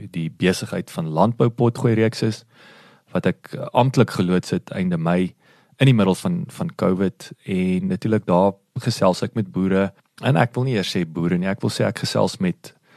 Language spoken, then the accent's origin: Afrikaans; Kenhardt, Northern Cape, South Africa; ek is natuurlik in Kenhardt gebore